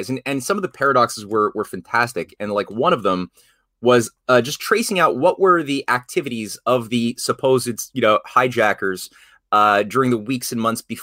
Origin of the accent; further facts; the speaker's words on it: Syria; I am from Syria. I have family there.